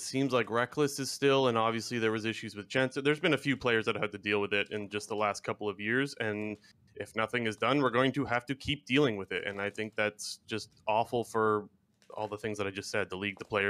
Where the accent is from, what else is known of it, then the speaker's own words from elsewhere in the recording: Ontario, Canada; from Ontario, Canada. How you guys doing?